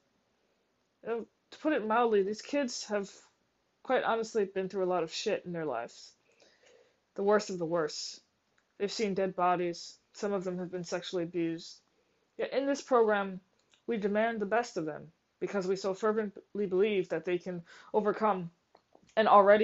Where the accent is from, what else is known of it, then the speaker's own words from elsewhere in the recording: New Orleans, Louisiana, United States; I grew up in New Orleans, in a middle-class family, in a two-parent home